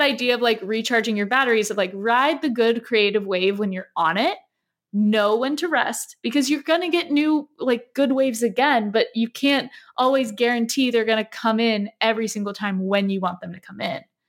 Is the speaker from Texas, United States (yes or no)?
no; Southern California, United States; growing up in Southern California